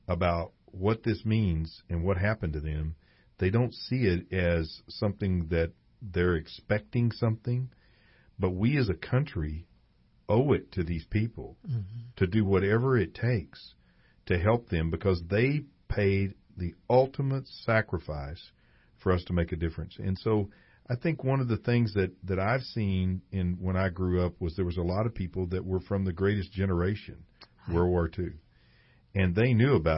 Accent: Pflugerville, Texas, United States; when I grew up in Pflugerville, it was a pretty small town

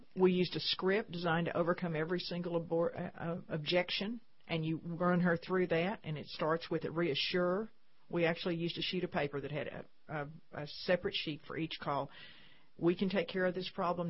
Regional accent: San Saba, Texas, United States; I grew up in San Saba, Texas, very small town, central Texas

